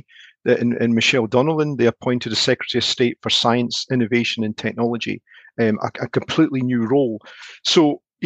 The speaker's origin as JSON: {"language": "English", "region": "Scotland", "country": "United Kingdom", "said": "as a Scotsman"}